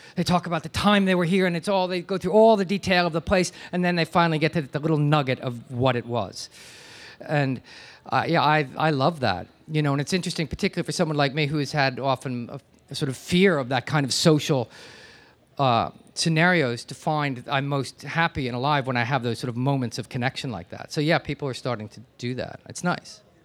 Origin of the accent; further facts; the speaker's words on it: New Jersey, United States; now in New York, United States; I grew up in New Jersey, and I've lived here for most of my life